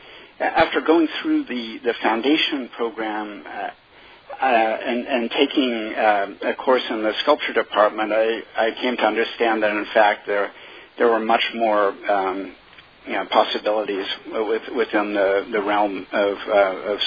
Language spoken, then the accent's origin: English; Eugene, Oregon, United States; moved away; also born or lived in Manhattan; I grew up on the West Coast. I grew up in Eugene, Oregon, which is a vibrant college town.